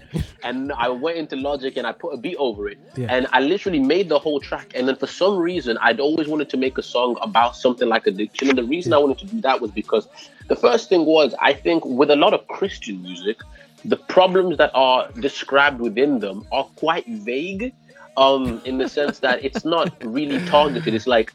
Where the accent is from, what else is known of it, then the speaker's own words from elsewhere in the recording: Wolverhampton, West Midlands, United Kingdom; But the accent, I remember growing up in Wolverhampton and I used to hear the accent.